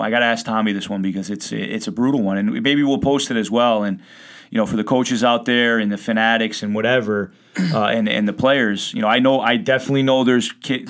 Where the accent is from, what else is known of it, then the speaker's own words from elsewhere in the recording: Connecticut, United States; growing up in Connecticut, man, like, you know, down in Norwalk